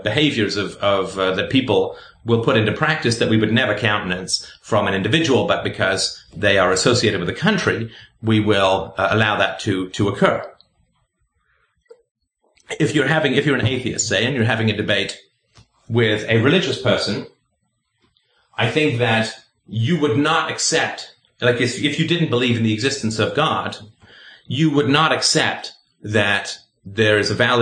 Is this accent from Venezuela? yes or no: no; England, United Kingdom; also born or lived in Ireland / South Africa; now in Canada; I currently live in Canada. I was born in Ireland. I grew up in England. I spent a little time in South Africa. Then I moved to Canada.